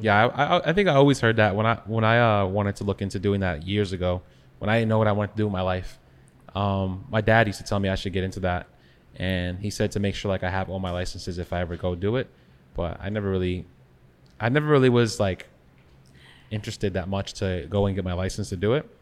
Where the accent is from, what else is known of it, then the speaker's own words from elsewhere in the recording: Long Island, New York, United States; growing up in Long Island